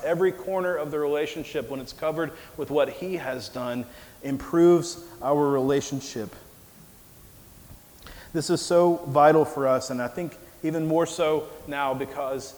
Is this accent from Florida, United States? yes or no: no; Mississippi, United States; moved away as an adult; also born or lived in Nebraska; my hometown in Mississippi